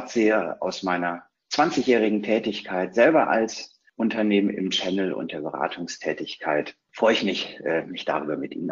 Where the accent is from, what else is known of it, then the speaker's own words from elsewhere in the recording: North Rhine-Westphalia, Germany; In Hashtags äh, ordne ich mich ein als Ostwestfale, neugierig, verliert ungern, und ist schon lange dabei.